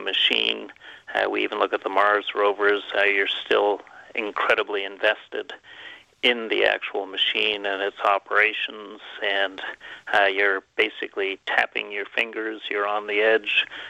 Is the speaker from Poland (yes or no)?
no; Canada; moved away; I'm originally from Canada